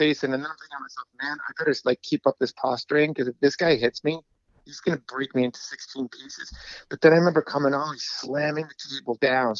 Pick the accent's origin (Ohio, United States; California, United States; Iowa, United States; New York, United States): New York, United States; New York City; also born or lived in Astoria, Queens; I was born in Jackson Heights, And I was raised between Jackson Heights with my mom